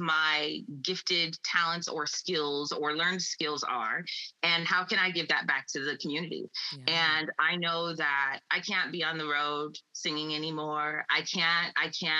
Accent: Iowa, United States; moved away as an adult; now in California, United States; we grew up in Iowa in farming communities

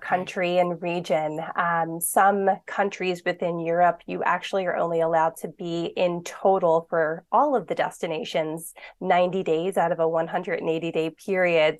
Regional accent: Philadelphia, Pennsylvania, United States; I grew up in Philadelphia, l, in the city of Philadelphia

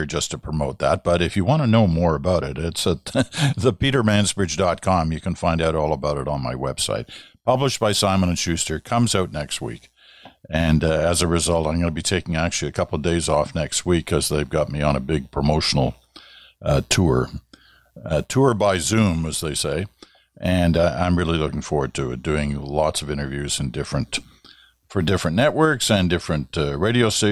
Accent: Ottawa, Ontario, Canada; I can remember growing up in Ottawa in the late 50s and early 60s

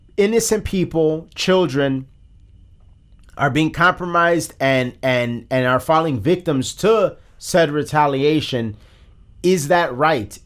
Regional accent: United States; we're American

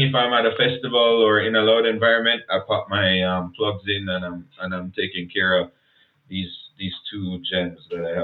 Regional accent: Jamaica; accent: Jamaican; moved away as an adult; now in Canada; I was fresh from Jamaica.

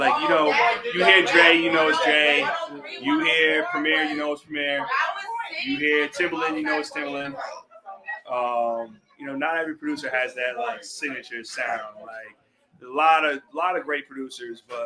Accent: East Coast, United States; I'm from the East Coast

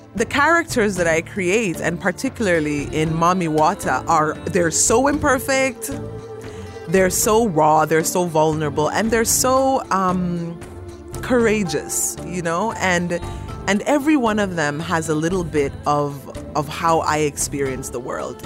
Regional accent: Jamaica; now in Canada; an African, born and raised in Jamaica and on Turtle Island

